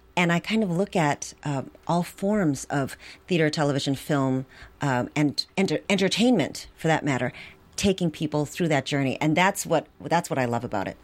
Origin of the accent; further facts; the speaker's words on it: Milwaukee, Wisconsin, United States; I grew up in Milwaukee